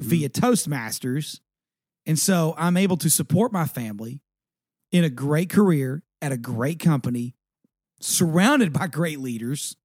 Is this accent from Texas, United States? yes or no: yes; East Texas, United States; I grew up in East Texas